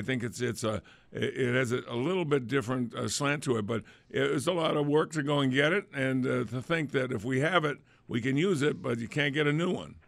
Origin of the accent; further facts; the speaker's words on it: New England, United States; accent: New England; my New England accent